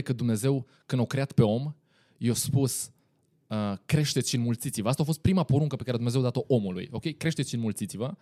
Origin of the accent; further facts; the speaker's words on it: Timișoara, Timiș County, Romania; sunt din Timișoara